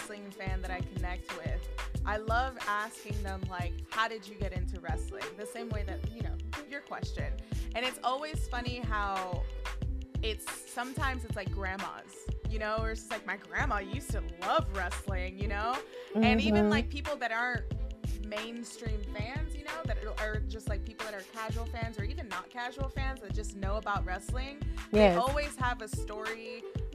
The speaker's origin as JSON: {"language": "English", "town": "New York City", "region": "New York", "country": "United States", "tie": "born or raised there", "said": "I grew up in New York. I grew up in the Bronx"}